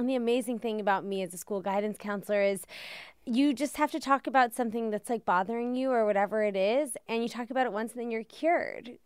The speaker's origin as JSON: {"language": "English", "town": "Washington", "region": "District of Columbia", "country": "United States", "also_born_or_lived": "Connecticut", "said": "I'm from Washington, D C"}